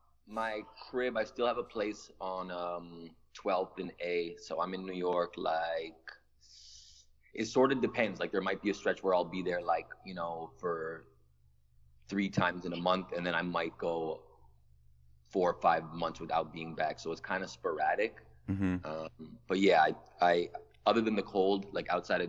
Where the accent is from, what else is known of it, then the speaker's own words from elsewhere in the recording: Toronto, Ontario, Canada; I'm a rapper from Toronto.